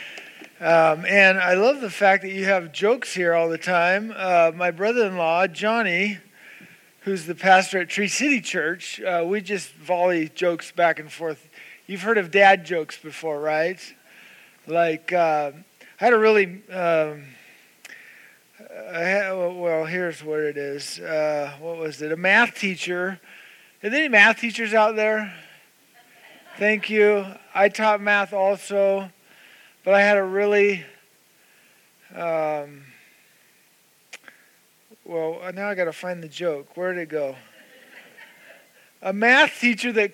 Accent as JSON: {"language": "English", "area": "the Valley", "region": "Idaho", "country": "United States", "tie": "born or raised there", "also_born_or_lived": "Atlanta, Georgia / Boise", "moved": "as an adult", "said": "I grew up here in the Valley. I went to Bora High School, went to NNU"}